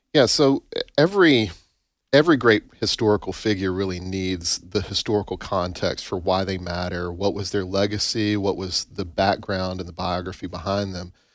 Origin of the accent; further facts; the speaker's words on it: Tupelo, Mississippi, United States; I grew up in Tupelo